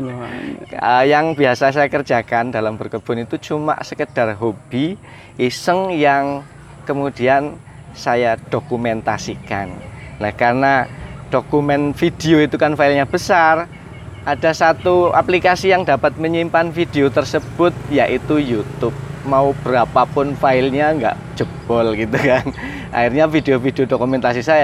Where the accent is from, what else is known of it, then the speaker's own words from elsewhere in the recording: Kebumen, Central Java, Indonesia; dan kebun organik oh. saya dari Desa Tambarjo, sama Tanah Mulyo Kabupaten Kebumen.